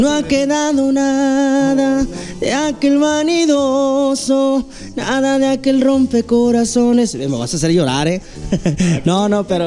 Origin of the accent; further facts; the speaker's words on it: San Gabriel, Jalisco, Mexico; moved away as an adult; also born or lived in Guadalajara; now in Mazatlán, Mexico; Yo soy de, Guadalajara, este, soy nacido allá, pero siempre, cualquier entrevista que he tenido, siempre menciono que soy de San Gabriel, Jalisco, porque siento que aquí me crié